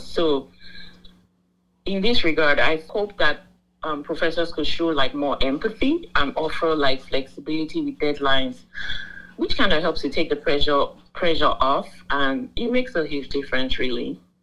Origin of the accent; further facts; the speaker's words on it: Nigeria; moved away as an adult; now in United States; I'm Nigerian. I'm from the Pride of Africa. I moved to the US in 2018 for my master's in law